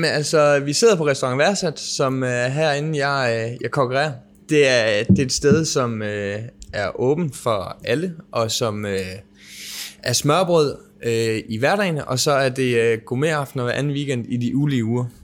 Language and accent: Danish; Southern Denmark, Denmark; Jeg er fra Sønderjylland, så det er nok derfor